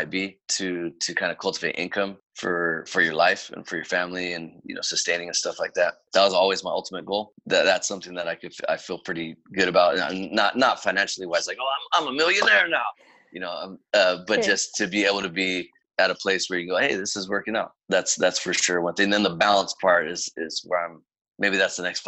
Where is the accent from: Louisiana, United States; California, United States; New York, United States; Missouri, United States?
California, United States; Fresno; being from Fresno